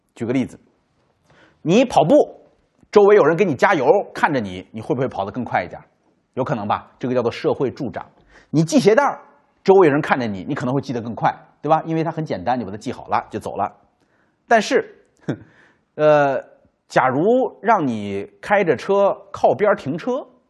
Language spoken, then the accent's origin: Chinese; China; 就理解古时候我们中国人讲孟母三迁